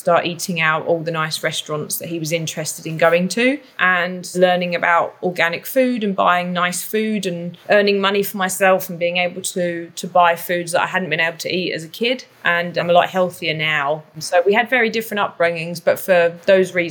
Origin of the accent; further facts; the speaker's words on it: London, United Kingdom; accent: London; moved away as an adult; also born or lived in Canada; now in Whistler, Canada; I grew up in Southeast London in an area that I guess you might refer to as a ghetto. So, and my accent is still very London